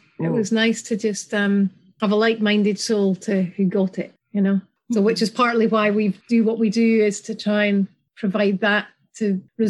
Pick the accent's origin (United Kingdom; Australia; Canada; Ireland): United Kingdom; Scotland; now in Belgium; Well, we're joining you from Belgium, first of all. Mm-hmm. I'm originally from Scotland and Kate's from England, but we met here in Belgium.